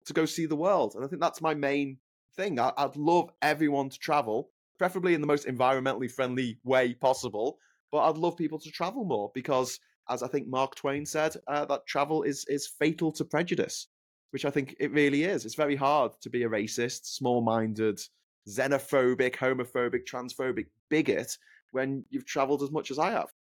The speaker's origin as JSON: {"language": "English", "town": "Liverpool", "region": "North West England", "country": "United Kingdom", "tie": "born or raised there", "accent": "Scouse", "said": "my hometown of Liverpool"}